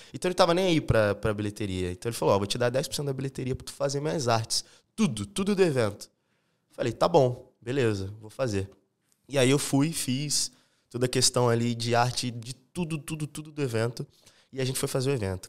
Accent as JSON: {"language": "Portuguese", "town": "São Gonçalo", "region": "Rio de Janeiro", "country": "Brazil", "tie": "born or raised there", "also_born_or_lived": "Niterói", "moved": "yes", "lives_now": "Florianópolis, Brazil", "said": "Eu sou lá do Rio de Janeiro, de Niterói. E, cara, eu morei a vida inteira em São Gonçalo"}